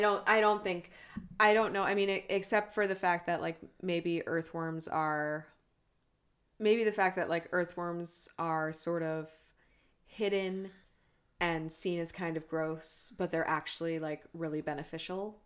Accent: United States; I am an American

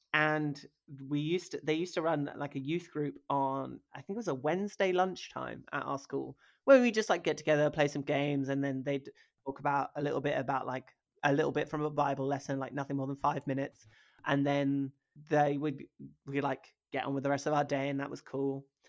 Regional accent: rural Norfolk, East of England, United Kingdom; also born or lived in Hackney, London; I grew up in rural Norfolk

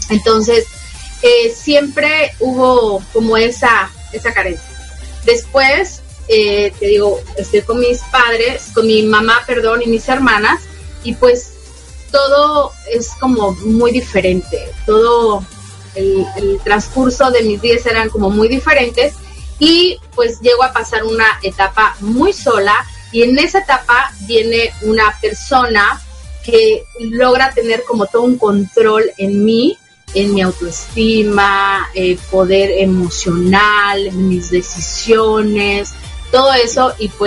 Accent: Querétaro, Mexico; also born or lived in Ciudad Madero, Mexico; nací en Ciudad Madero, Tamaulipas y me estuve ahí hasta los nueve años, por así decirlo. Me mandaron después a Querétaro, un lugar precioso para vivir, me encanta.

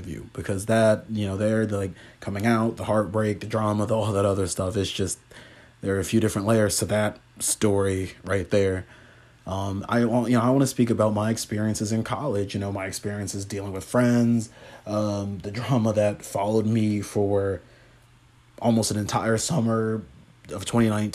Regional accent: Huntington Beach, California, United States; growing up in Huntington Beach

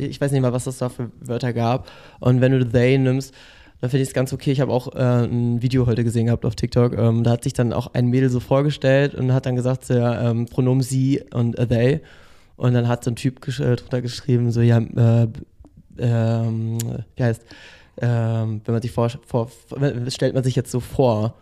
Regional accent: Bremen, Germany; moved away as an adult; now in Berlin, Germany; hauptsächlich in Bremen, also in meiner Heimat gewohnt.

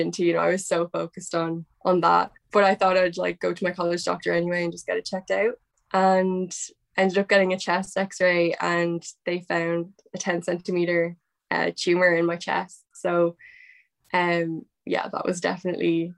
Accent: Dublin, Leinster, Ireland; I'm 23 and I'm from Dublin, Ireland.

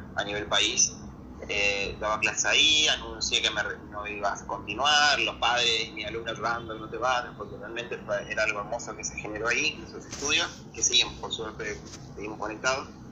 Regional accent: Barranqueras, Chaco, Argentina; moved away as an adult; also born or lived in Resistencia, Chaco; now in Buenos Aires, Argentina; Voy a ir a vivir en Resistencia, porque yo soy de Barranqueras, que es una localidad pegada a la capital de Chaco

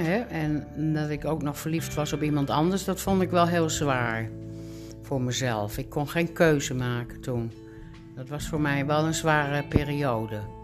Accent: Groningen, Netherlands; now in Alkmaar, Netherlands; geboren in Groningen in 1948.

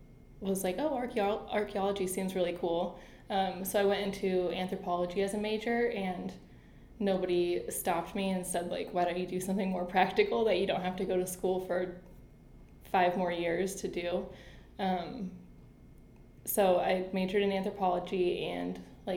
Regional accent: Colorado, United States; moved away as an adult; also born or lived in North Carolina / Boulder, Colorado / Denver, Colorado; now in Cleveland, United States; my family moved to Colorado. Mm-hmm. So I lived there from the time I was 4 to when I was basically 3 years ago

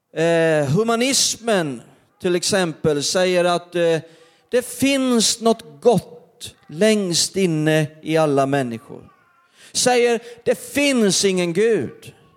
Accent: Perstorp, Skåne, Sweden; när jag var liten i norra Skåne, varenda, början på varenda december där så skulle vi gå till torget i Perstorp

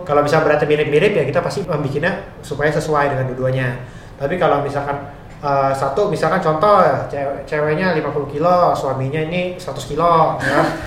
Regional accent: Indonesia; sebagai eh, orang Indo

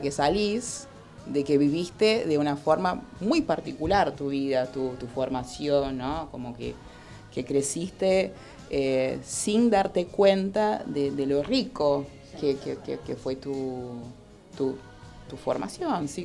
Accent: Porto Alegre, Rio Grande do Sul, Brazil; moved away; yo vengo del sur de Brasil, ¿no? de, bueno, de Porto Alegre, y, no, y ahí está eso, o sea, yo soy gaúcha

